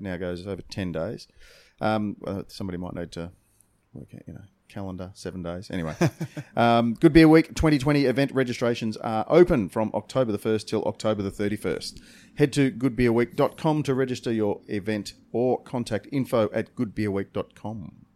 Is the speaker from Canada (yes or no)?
no; Australia; we're from Australia.